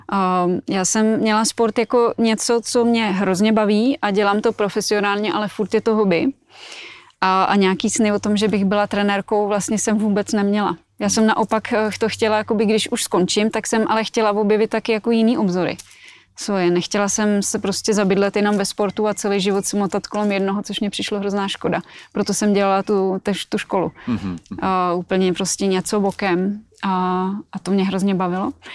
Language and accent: Czech; Plzeň Region, Czechia; also born or lived in Colorado, United States / Minnesota, United States; Já jsem tady vyrostla.